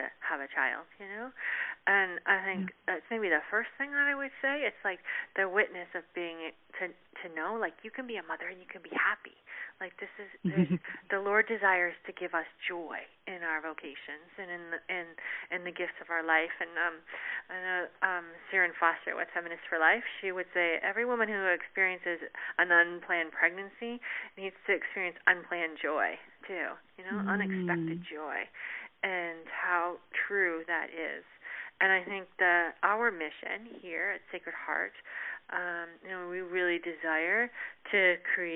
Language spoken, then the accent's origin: English; Canada; moved away; I'm originally from Canada